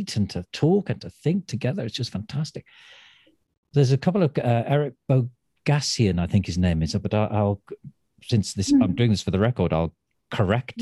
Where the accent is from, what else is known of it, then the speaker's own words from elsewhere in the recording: Manchester, North West England, United Kingdom; now in Stratford-upon-Avon, United Kingdom; I'm from Manchester. I was born there